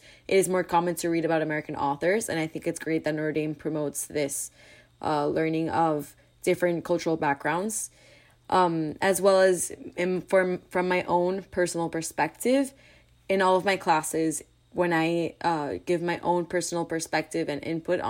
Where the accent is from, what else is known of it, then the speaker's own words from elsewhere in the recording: Santo Domingo, Dominican Republic; moved away as an adult; I am from Santo Domingo, Dominican Republic.